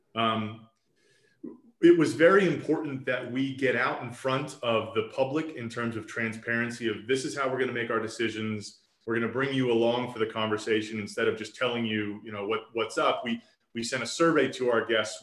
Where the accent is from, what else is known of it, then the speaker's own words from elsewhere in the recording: Roswell, Georgia, United States; I was raised here in Roswell. So I went to elementary, middle, high school here in Roswell, graduated from Roswell High School in 2003.